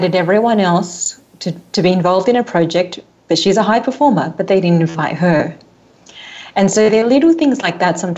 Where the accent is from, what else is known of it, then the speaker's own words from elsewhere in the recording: Australia; I grew up in Australia, born in Australia.